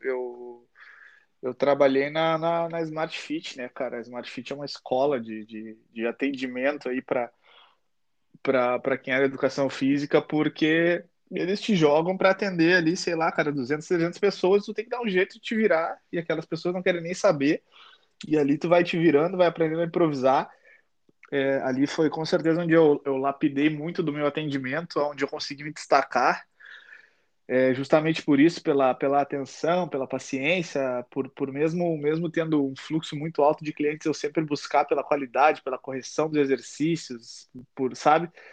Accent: Uruguaiana, Rio Grande do Sul, Brazil; Eu sou, eu sou do sul, sou do interior do Rio Grande do Sul, a minha cidade lá é uruguaiana

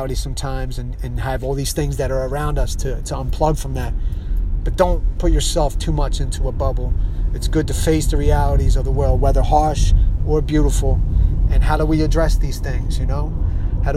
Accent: Philadelphia, Pennsylvania, United States; I'm from Philadelphia

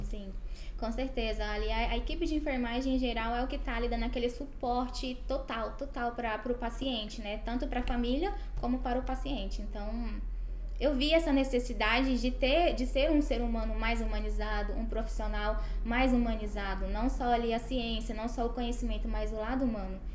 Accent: Goiânia, Goiás, Brazil; moved away as an adult; also born or lived in Porangatu, Brazil; now in Buenos Aires, Argentina; sou de Goiânia, mas nasci na cidade de Porangatu. Mas enfim, minha família é, e é, eu agora moramos na, na cidade de Goiânia.

